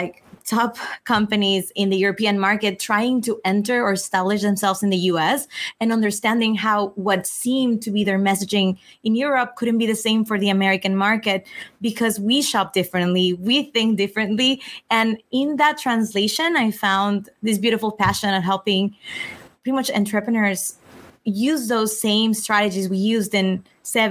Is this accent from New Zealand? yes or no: no; Mexico; moved away; also born or lived in Italy; I grew up in Mexico.